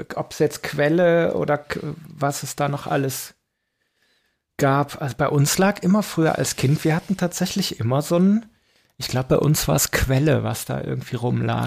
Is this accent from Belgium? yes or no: yes; Belgium; moved away; also born or lived in Aachen; bei uns in Belgien